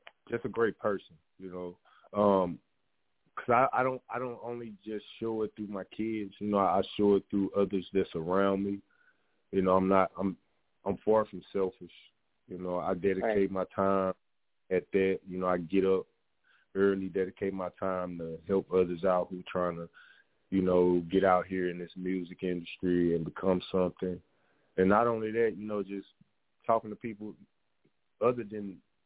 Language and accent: English; Shreveport, Louisiana, United States; moved away as an adult; now in Texas, United States; I'm from Louisiana, from Shreveport, Louisiana. I moved out to Texas, where it's 5 years now